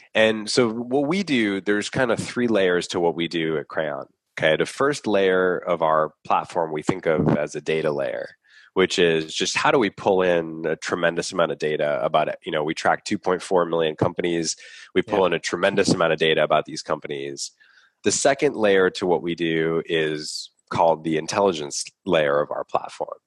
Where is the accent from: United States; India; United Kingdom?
United States; Boston, Massachusetts; I grew up here in Boston.